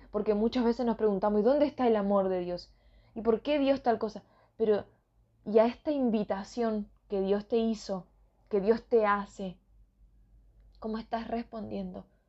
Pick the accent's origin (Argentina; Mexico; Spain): Argentina; northern Argentina; soy de Argentina, soy de la parte norte